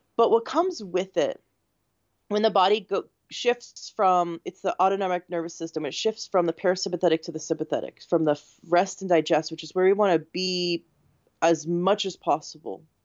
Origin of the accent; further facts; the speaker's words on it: Canada; now in United States; I'm from Canada originally, but I live in the States.